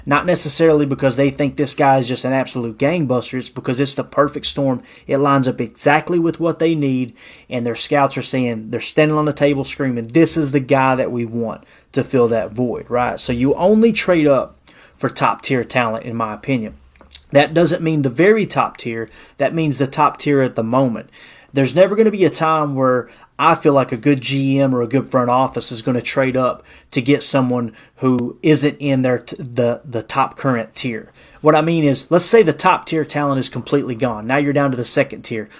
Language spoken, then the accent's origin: English; Kentucky, United States; moved away; also born or lived in Tennessee; Born and raised in Kentucky